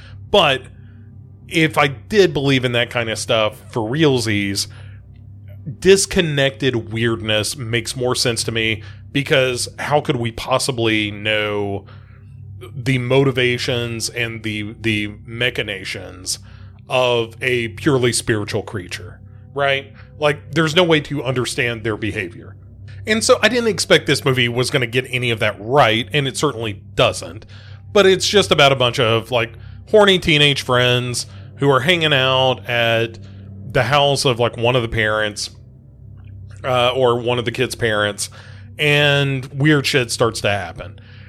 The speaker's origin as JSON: {"language": "English", "town": "Adams", "region": "Tennessee", "country": "United States", "tie": "born or raised there", "said": "I live, you know, within 20, 30 miles of the Bellwitch Cave. And when I grew up near Adams, Tennessee, which is referenced in the movie"}